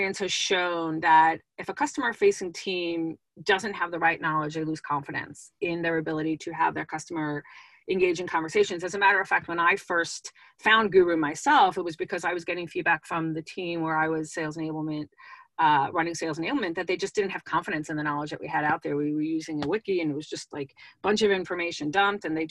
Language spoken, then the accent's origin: English; East Coast, United States; moved away; I was originally from the East Coast